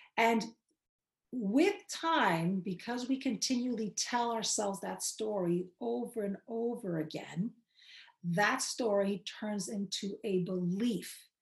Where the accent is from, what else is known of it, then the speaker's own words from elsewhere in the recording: New York City, New York, United States; I grew up in Queens. As a matter of fact, I grew up in the hood of Queens